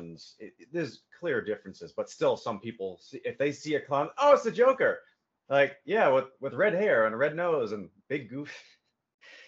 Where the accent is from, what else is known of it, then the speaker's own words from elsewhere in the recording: Massachusetts, United States; moved away; growing up in Massachusetts